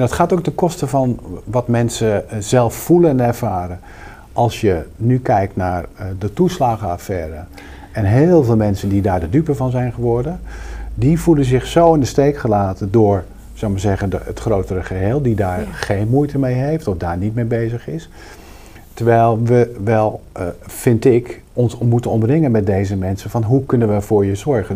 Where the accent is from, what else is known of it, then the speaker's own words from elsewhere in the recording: Rotterdam, South Holland, Netherlands; ik kom uit Rotterdam